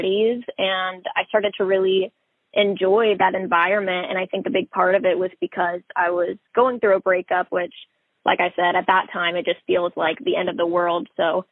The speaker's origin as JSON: {"language": "English", "town": "Rockwall", "region": "Texas", "country": "United States", "tie": "born or raised there", "said": "I grew up in Rockwall, Texas."}